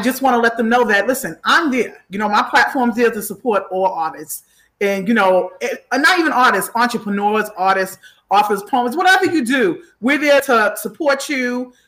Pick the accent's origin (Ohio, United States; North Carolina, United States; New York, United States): New York, United States; New York City; my hometown, Far Rockaway